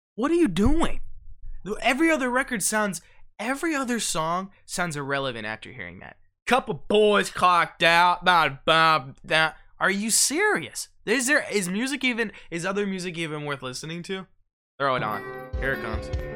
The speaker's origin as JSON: {"language": "English", "region": "Ohio", "country": "United States", "said": "we're from Ohio"}